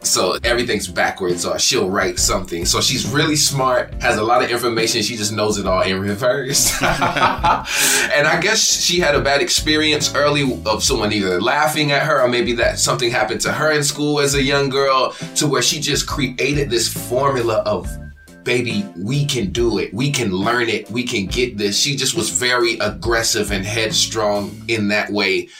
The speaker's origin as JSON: {"language": "English", "town": "Savannah", "region": "Georgia", "country": "United States", "tie": "born or raised there", "also_born_or_lived": "Phoenix, Arizona", "said": "I was born in Phoenix, Arizona, but I was raised in Savannah, Georgia"}